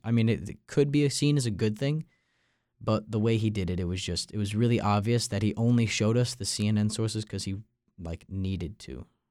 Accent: Long Island, New York, United States; moved away as an adult; now in Raleigh, United States; I'm from Long Island, New York

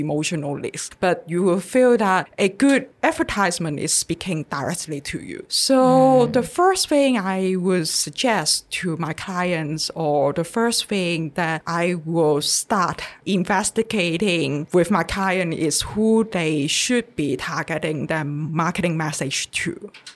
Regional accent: Hong Kong; moved away as an adult; now in Taiwan; I'm come from Hong Kong and the way how we Hong Kongers read and write Chinese

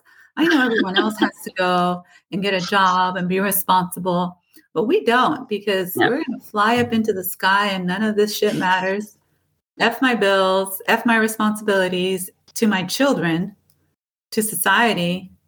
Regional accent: Portugal; born there; I was born in Portugal, and I had a total of 5 brothers and sisters.

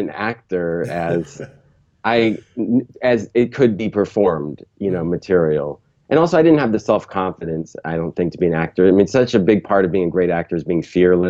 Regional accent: San Jose, California, United States; I grew up in Northern California in San Jose, which is now the heart of Silicon Valley

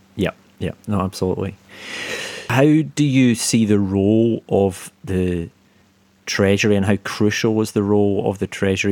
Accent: Scotland, United Kingdom; now in London, United Kingdom; a fellow Scot

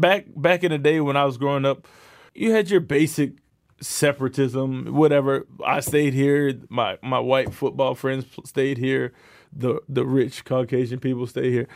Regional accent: New York, United States; moved away as an adult; now in Canada; I grew up in New York

